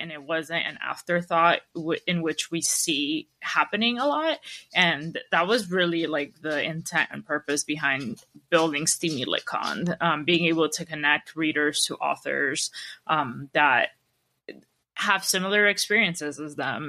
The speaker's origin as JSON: {"language": "English", "country": "Peru", "tie": "born or raised there", "said": "I was born in Peru"}